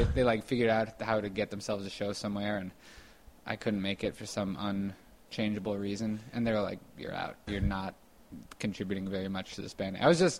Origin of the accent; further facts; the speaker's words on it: Evanston, Illinois, United States; I like Evanston. Evanston's a suburb. I think I was sort of grown up in the more rich part of Evanston.